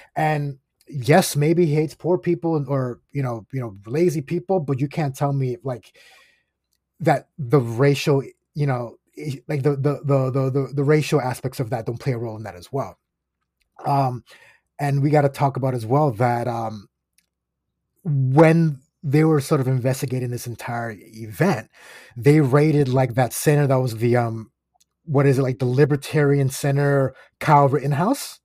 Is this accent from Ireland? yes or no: no; Aguadilla, Puerto Rico; I'm from the West Coast. I'm from Aguadilla.